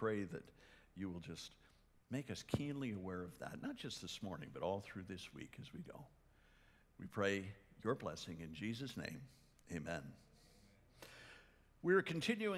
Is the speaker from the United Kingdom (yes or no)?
no; Canada; moved away; I'm Canadian